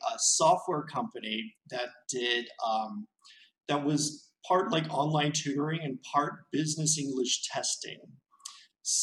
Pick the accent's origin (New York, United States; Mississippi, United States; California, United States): California, United States; Torrance; moved away as an adult; my city where I grew up in Torrance, which is a suburb of Los Angeles